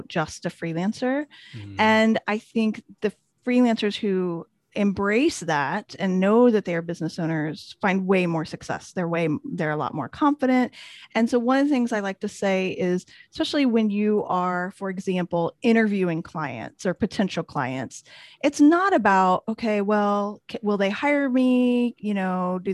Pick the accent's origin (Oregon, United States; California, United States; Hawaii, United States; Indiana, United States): Indiana, United States; a small town in; moved away as an adult; also born or lived in Washington, D.C. area